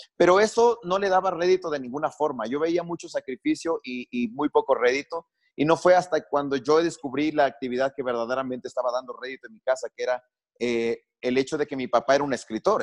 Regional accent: Quito, Pichincha, Ecuador; crecí en Quito

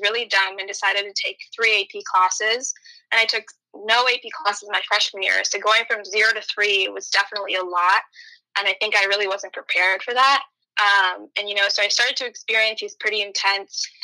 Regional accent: Novi, Michigan, United States; I grew up in Nova, Michigan, which is exactly where Zoe's from as well

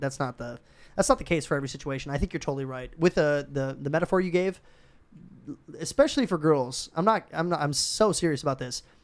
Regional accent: Minnesota, United States; moved away; we're both from Minnesota

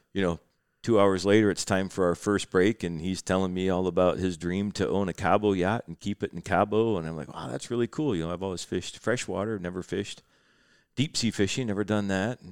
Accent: Midwest, United States; Growing up in the Midwest and fishing the Great Lakes

